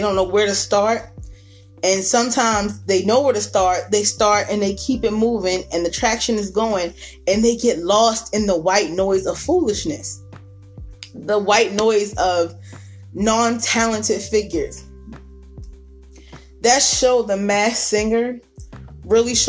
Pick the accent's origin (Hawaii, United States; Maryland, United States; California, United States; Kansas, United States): Maryland, United States; Baltimore; born or raised there